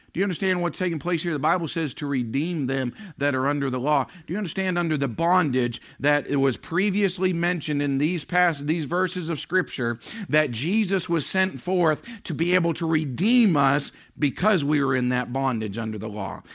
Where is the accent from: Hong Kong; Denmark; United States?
United States; Maine; now in New Hampshire, United States; We don't have it here in New Hampshire, but growing up in Maine